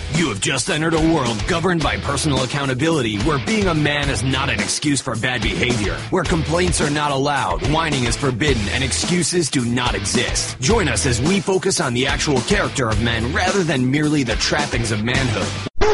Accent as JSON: {"language": "English", "region": "Washington", "country": "United States", "tie": "born or raised there", "moved": "as an adult", "said": "my home state of Washington"}